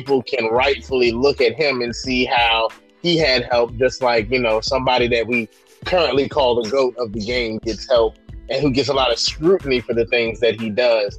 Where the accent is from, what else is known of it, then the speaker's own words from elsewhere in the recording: California, United States; I was born in California.